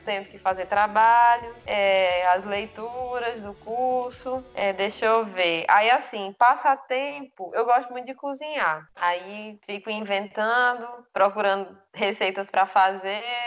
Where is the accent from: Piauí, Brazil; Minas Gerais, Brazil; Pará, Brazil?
Piauí, Brazil; Floriano; moved away; eu tava em casa lá na minha cidade, em Floriano